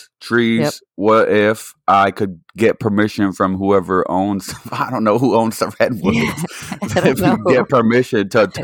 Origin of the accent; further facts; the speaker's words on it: East Coast, United States; growing up on the East Coast